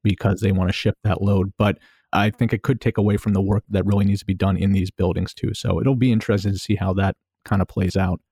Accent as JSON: {"language": "English", "town": "Baltimore", "region": "Maryland", "country": "United States", "also_born_or_lived": "New York", "said": "I'm from Baltimore City and, uh, lived here most of my life, most of my adult life"}